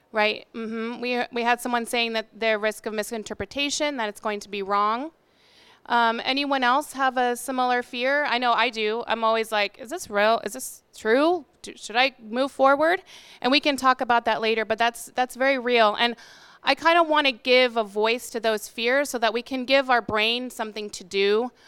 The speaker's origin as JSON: {"language": "English", "region": "Arizona", "country": "United States", "said": "So I come from Arizona, and we don't have any, like, amazing, delicious food"}